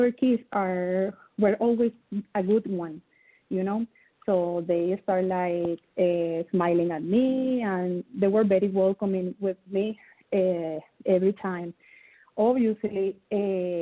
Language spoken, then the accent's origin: English; Ponce, Puerto Rico; first language Spanish; English is a second language; I'm from Puerto Rico. Puerto Rico is a little island in the Caribbean Sea. My first language is Spanish